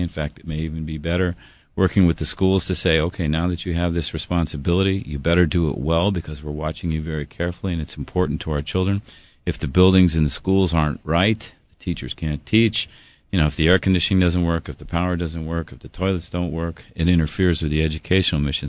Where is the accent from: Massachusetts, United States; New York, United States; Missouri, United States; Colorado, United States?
Colorado, United States; Denver; moved away as an adult; now in Hawaii, United States; I was from Denver.